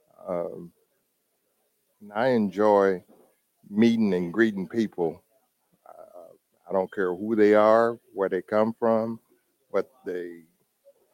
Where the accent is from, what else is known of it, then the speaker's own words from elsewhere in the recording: the South, United States; also born or lived in Michigan; now in Indianapolis, United States; I'm originally from the South.